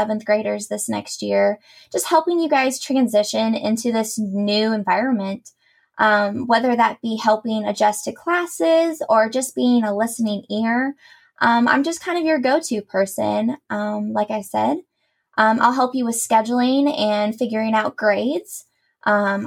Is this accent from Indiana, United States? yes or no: yes; Columbus, Indiana, United States; I am born and raised in Columbus, Indiana